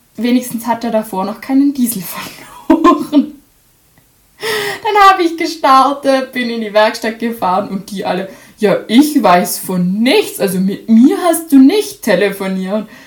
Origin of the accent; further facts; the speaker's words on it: Austria; bei uns in Österreich